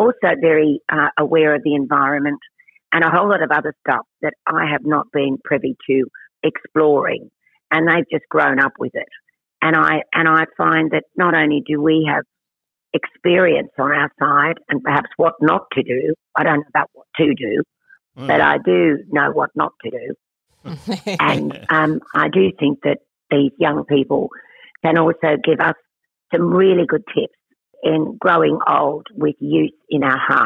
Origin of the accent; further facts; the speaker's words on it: Cooma, New South Wales, Australia; I was born in Coomer, New South Wales. But my relatives are all really country people. So I was also brought up in the country.